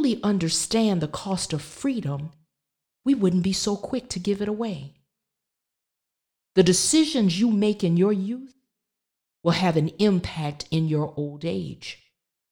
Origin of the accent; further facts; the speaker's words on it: the South, United States; growing up in the South